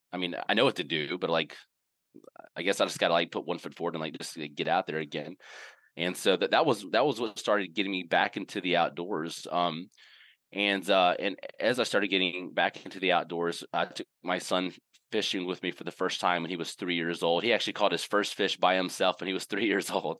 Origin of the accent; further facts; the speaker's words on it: Indianola, Mississippi, United States; now in North Carolina, United States; I grew up in Mississippi, uh, in a little town called Indianola